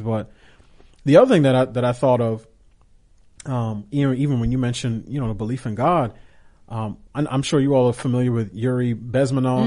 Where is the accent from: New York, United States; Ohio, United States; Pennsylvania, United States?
New York, United States; as a kid growing up in New York